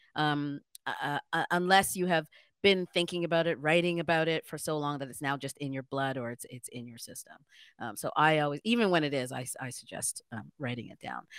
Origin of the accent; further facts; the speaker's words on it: Ghana; now in Toronto, Canada; I'm also Black, I'm an African, I'm a Ghanaian, I'm an immigrant